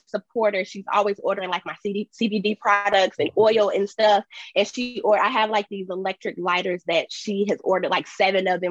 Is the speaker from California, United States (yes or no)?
no; Chicago, Illinois, United States; moved away as an adult; now in San Diego, United States; I'm originally from Chicago. I moved to San Diego 3 years ago